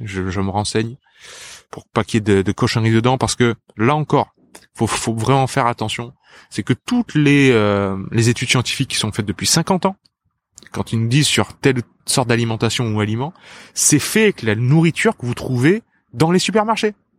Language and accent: French; south of France, France; also born or lived in Japan; Je viens du sud de la France